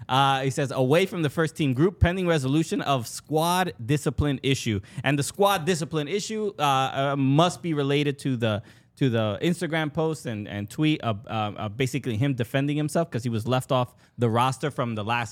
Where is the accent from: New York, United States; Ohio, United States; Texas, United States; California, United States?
New York, United States; I am from New York.